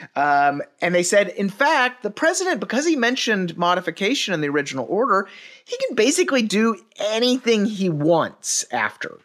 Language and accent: English; Dallas, Texas, United States; was born and raised in Dallas